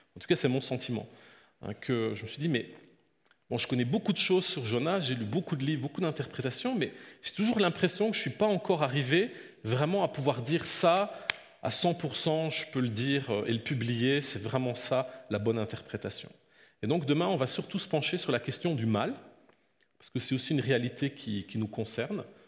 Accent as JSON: {"language": "French", "country": "Belgium", "tie": "born or raised there", "said": "je suis né en Belgique, euh, j'ai grandi, je suis fils de pasteur"}